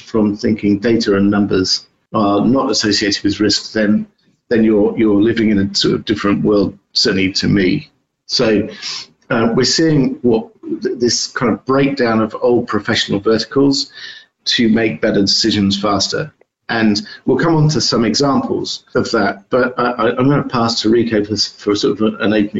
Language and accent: English; United Kingdom; now in United States; I'm based in the US, although you can tell that I'm a Brit